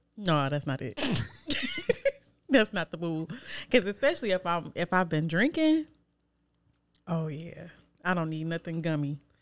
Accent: Detroit, Michigan, United States; Not from Joy Road, but I'm from Detroit

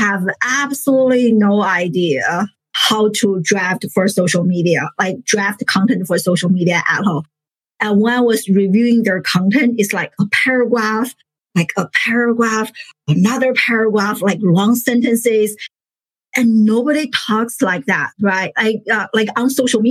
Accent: China; moved away as an adult; now in United States; I grew up in China, a first generation immigrant

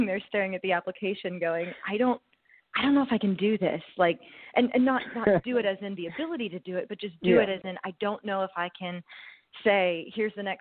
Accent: Youngstown, Ohio, United States; I hail from a small town up in northeastern Ohio. I was born in Youngstown, Ohio, so I'm a northerner by blood

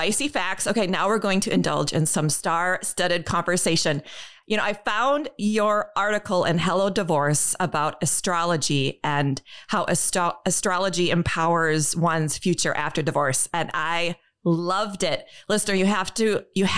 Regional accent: Dauphin, Manitoba, Canada; I was born in Canada. So I was born in Dauphin, Manitoba

